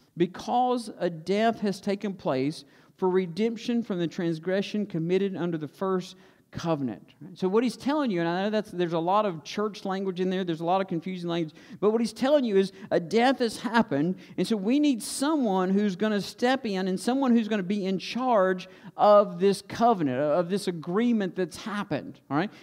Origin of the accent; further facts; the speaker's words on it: Stokes County, North Carolina, United States; we grew up in Stokes County, and we don't use words like executors in Stokes County.